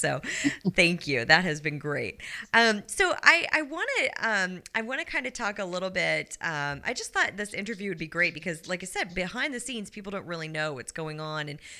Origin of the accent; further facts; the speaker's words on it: Missouri, United States; I grew up out